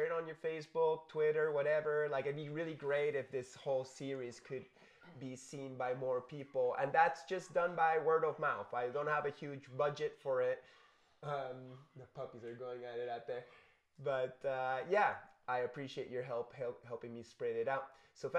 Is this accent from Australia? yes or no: no; Canada; born there; And then me being born there yeah. made it that I'm officially Canadian and yeah.